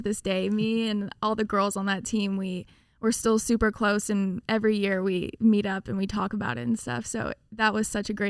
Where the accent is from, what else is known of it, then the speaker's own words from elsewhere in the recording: Las Vegas, Nevada, United States; also born or lived in Houston, United States; Well, I grew up in Las Vegas, and so I started at a rec team there, and then I played club soccer for a year, and then I moved to Houston